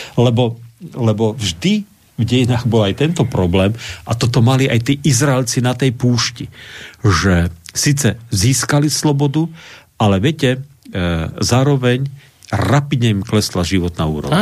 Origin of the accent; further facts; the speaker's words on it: Slovakia; my Slováci a slovenský národ